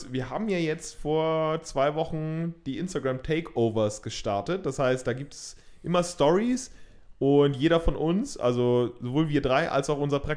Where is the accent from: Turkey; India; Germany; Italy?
India; Als {S1} Inder muss ich das, glaube ich, auch sagen.